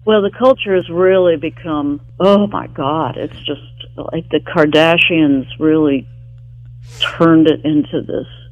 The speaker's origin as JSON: {"language": "English", "town": "Charleston", "region": "West Virginia", "country": "United States", "tie": "born or raised there", "also_born_or_lived": "New York", "moved": "as an adult", "lives_now": "Los Angeles, United States", "said": "my hometown, Charleston, West Virginia"}